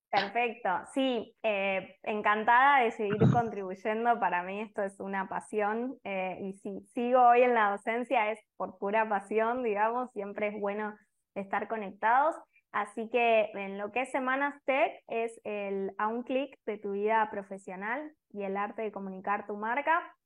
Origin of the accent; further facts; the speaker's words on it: Argentina; now in Costa Rica; soy argentina, pero vivo en Costa Rica